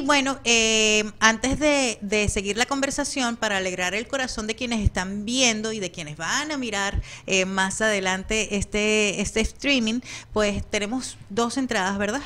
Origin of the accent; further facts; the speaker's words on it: Maracaibo, Zulia, Venezuela; accent: maracucho; now in Phoenix, United States; yo soy medio maracucha también, ¿no? Eh, venimos de una región es muy particular de, Venezuela en el occidente de, nuestro país